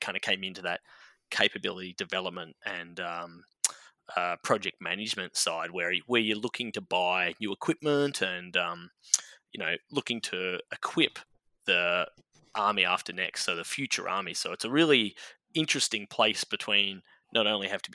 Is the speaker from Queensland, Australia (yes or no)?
no; Melbourne, Victoria, Australia; moved away as an adult; also born or lived in Canberra; now in United States; So I grew up in Melbourne